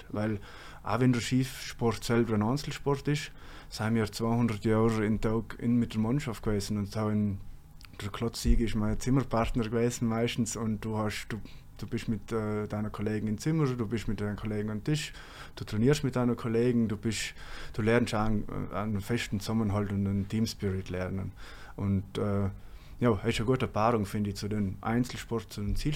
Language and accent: German; Trentino-Alto Adige, Italy; accent: South Tyrolean; now in Bremen, Germany; Mein Dialekt, auf jeden Fall. Dass ich gerne Kaminwurzen habe und Knädel.